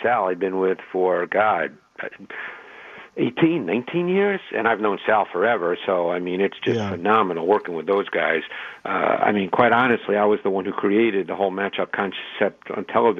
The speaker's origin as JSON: {"language": "English", "town": "New York City", "region": "New York", "country": "United States", "tie": "born or raised there", "also_born_or_lived": "Detroit, Michigan", "moved": "as an adult", "said": "growing up in New York City"}